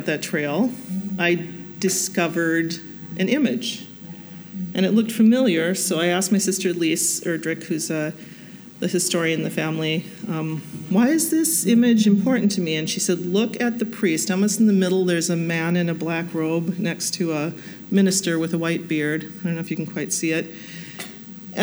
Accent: Wahpeton, North Dakota, United States; my hometown, Wahpeton, North Dakota

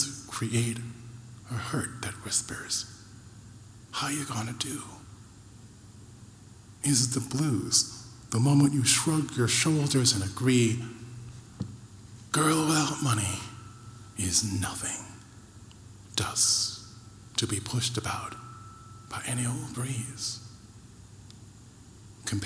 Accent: Rochester, New York, United States; growing up in Rochester, New York

